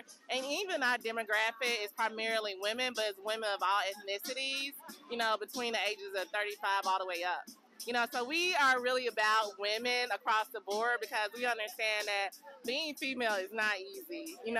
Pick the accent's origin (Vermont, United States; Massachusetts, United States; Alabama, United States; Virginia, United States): Alabama, United States; Birmingham; now in Nashville, United States; I'm from Birmingham.